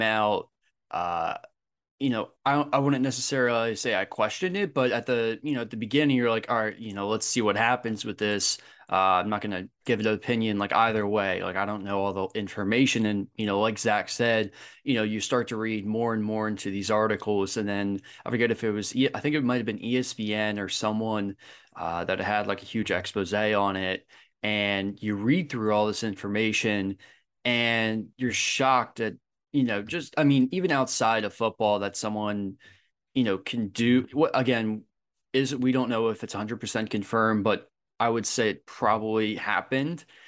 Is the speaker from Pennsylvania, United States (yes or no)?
yes; Philadelphia, Pennsylvania, United States; moved away; I'm originally from Philadelphia